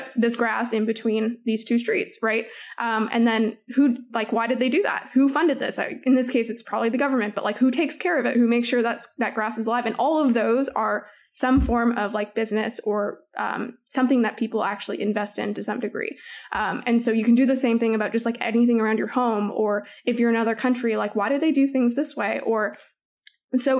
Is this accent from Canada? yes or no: yes; Toronto, Ontario, Canada; I'm from Toronto